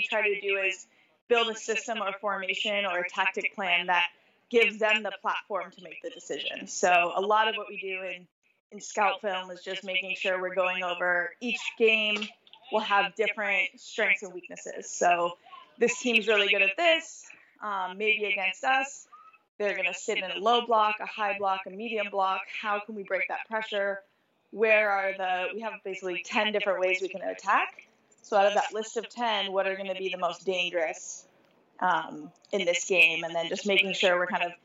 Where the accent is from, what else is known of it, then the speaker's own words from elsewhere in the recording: Santa Monica, California, United States; I grew up in Santa Monica, so I'm from the West Side